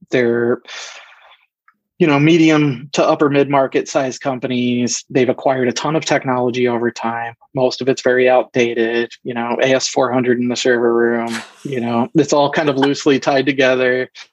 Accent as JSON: {"language": "English", "town": "Philadelphia", "region": "Pennsylvania", "country": "United States", "moved": "as an adult", "lives_now": "Michigan, United States", "said": "I'm originally actually from the East Coast, the greater Philadelphia area"}